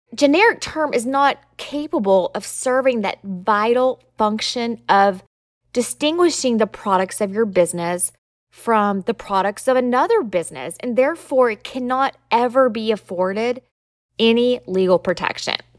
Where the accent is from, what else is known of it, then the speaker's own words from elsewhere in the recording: Southern, United States; accent: Southern; my Southern accent